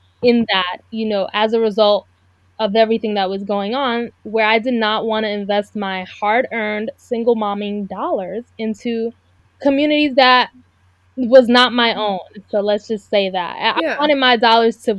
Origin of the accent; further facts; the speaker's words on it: New York City, New York, United States; also born or lived in South Korea; I was born and raised in Brooklyn, and I've lived in many different parts of New York